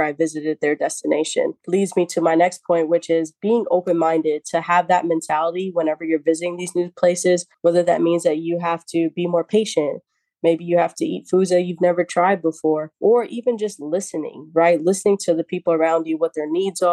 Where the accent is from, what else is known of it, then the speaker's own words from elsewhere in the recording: New York City, New York, United States; I was born and raised in the Bronx